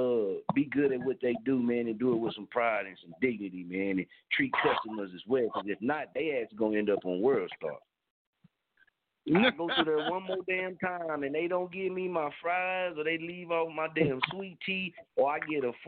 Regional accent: Oklahoma, United States; I'm from Oklahoma

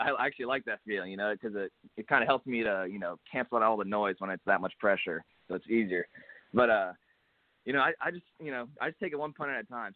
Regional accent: Hutto, Texas, United States; a little school over here in my hometown of Hutto, Texas

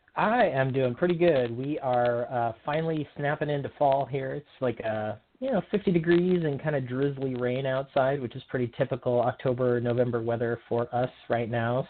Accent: Oregon, United States; from Oregon, right here in my home state

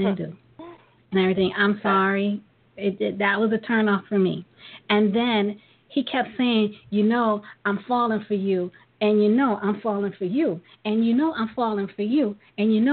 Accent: New York City, New York, United States; we're from Brooklyn

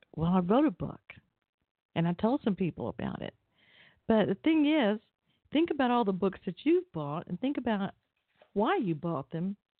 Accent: Atlanta, Georgia, United States; I grew up in Atlanta

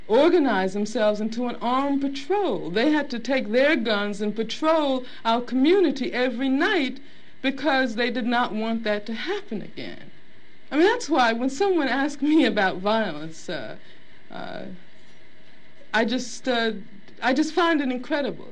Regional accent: Birmingham, Alabama, United States; moved away; also born or lived in Los Angeles, California; I grew up in Birmingham, Alabama

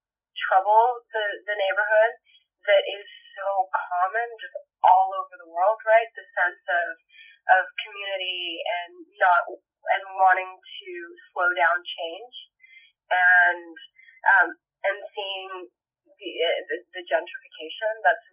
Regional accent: Saudi Arabia; also born or lived in Puerto Rico / Japan; now in Los Angeles, United States; I'm originally from Puerto Rico. I was born in Puerto Rico, raised in Saudi Arabia and Japan. I am been living in LA for a long time now.

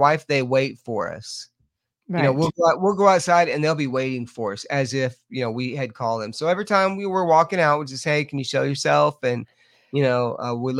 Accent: Lubbock, Texas, United States; now in Mineral Bluff, Georgia, United States; I'm originally from Lubbock, Texas

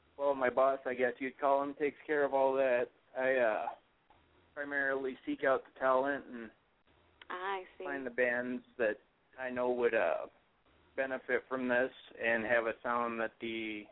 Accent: Sacramento, California, United States; moved away; Funny thing is, I come from California, too.

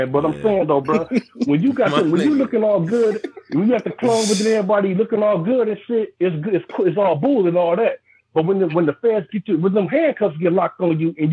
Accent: Saginaw, Michigan, United States; I'm from Saginaw, bro.

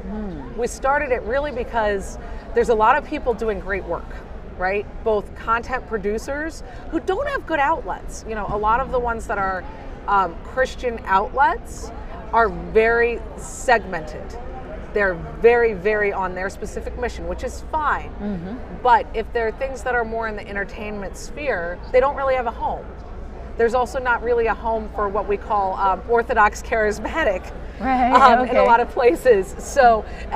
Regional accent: Hampton Roads, Virginia, United States; I grew up in Hampton Roads in Virginia

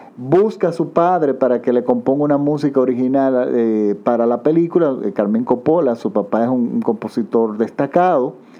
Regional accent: Dominican Republic

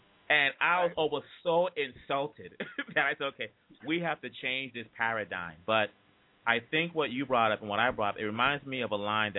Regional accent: Boston, Massachusetts, United States; I'm coming from Boston.

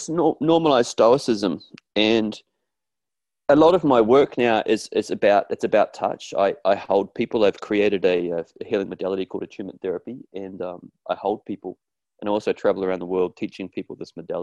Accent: New Zealand; I grew up in New Zealand in a rugby crazed, stoic, hardcore place, kind of like Australia, really

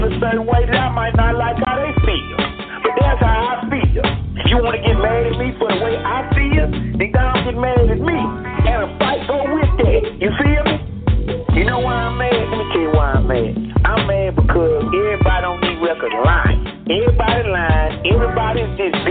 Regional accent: Texas, United States; I'm from Texas

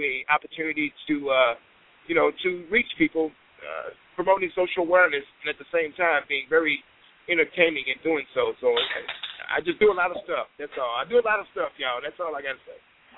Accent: Dallas, Texas, United States; I'm from the Dallas-Fort Worth area of Texas

